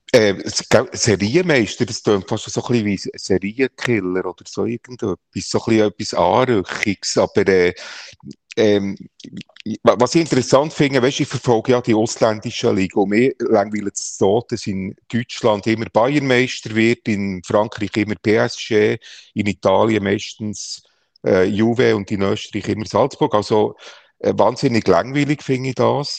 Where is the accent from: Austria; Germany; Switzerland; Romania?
Switzerland; Bern; als Berner Gil bist